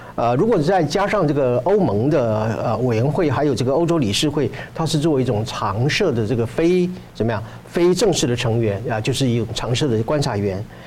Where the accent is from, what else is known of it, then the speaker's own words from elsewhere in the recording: Taiwan; 我们台湾话讲